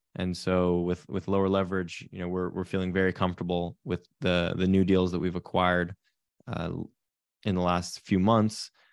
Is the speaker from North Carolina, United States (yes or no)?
no; Silicon Valley, California, United States; I grew up in Silicon Valley, California, in a real estate family.